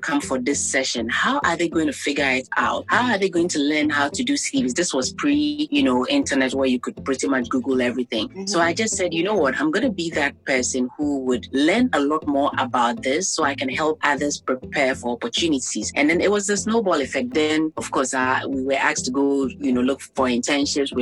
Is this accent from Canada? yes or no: no; Ghana; also born or lived in Iceland; growing up in Ghana